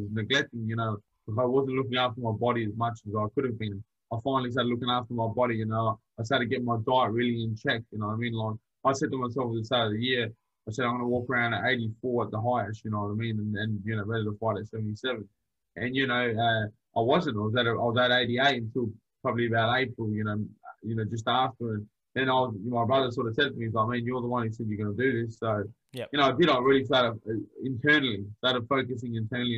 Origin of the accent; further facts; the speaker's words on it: Adelaide, South Australia, Australia; once again, I'm from Adelaide